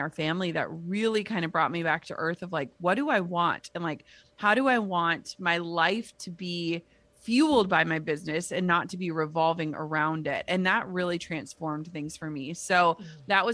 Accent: Midwest, United States; now in Minnesota, United States; I grew up in the Midwest

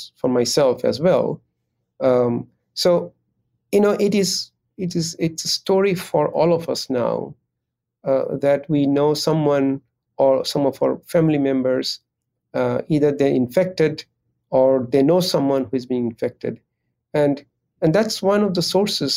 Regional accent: Bangladesh; now in United States; I come from Bangladesh

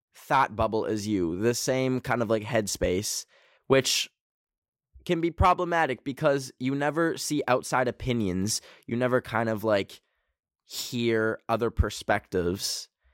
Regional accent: Canada; I am Canadian

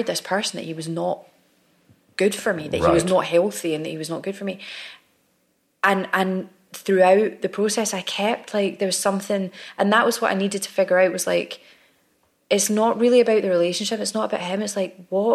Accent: Glasgow, Scotland, United Kingdom; moved away as an adult; also born or lived in London / Scottish Highlands; now in Glasgow, United Kingdom; But I never thought I would go back to Glasgow. I used to miss the Highlands, but I never missed Glasgow. And now, I moved back in 2014

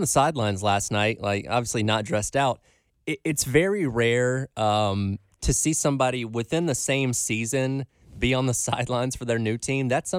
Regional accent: Covington, Georgia, United States; moved away; They're filming this in my hometown.

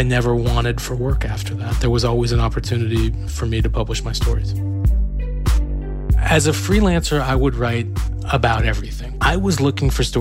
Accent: San Francisco Bay Area, California, United States; moved away as an adult; I grew up in the San Francisco Bay Area

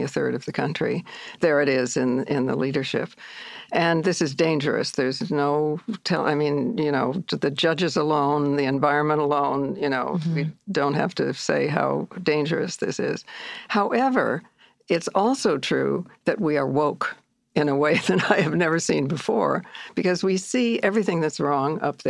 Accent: Midwest, United States; also born or lived in India; now in New York, United States; I'm a Midwesterner

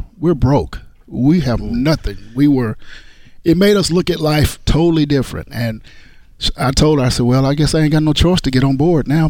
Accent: Shreveport, Louisiana, United States; Shreveport, Louisiana

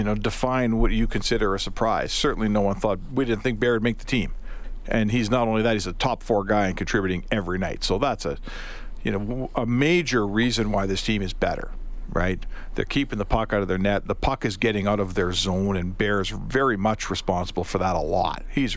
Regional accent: Canada; as a Canadian, you kind of when you sign the papers or when your parents sign the papers when you were born here, the rider in the contract is you're going to get snowed on at some point.

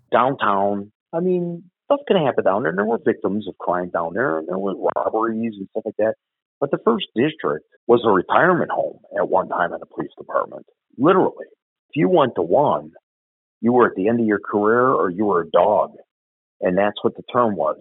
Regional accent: Chicago, Illinois, United States; I grew up in Bridgeport.

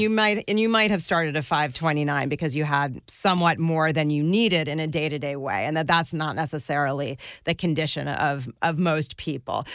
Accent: suburbs around New York, United States; also born or lived in northern New Jersey / Westchester; I grew up, uh, in different suburbs around New York. My dad lived in northern New Jersey and my mom lived in Westchester, and I commuted to the Bronx for school.

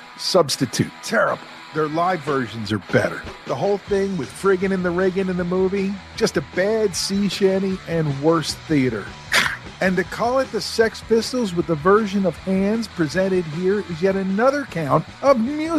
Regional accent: Huntingdon Valley, Pennsylvania, United States; Huntington Valley, where I grew up outside of Philadelphia

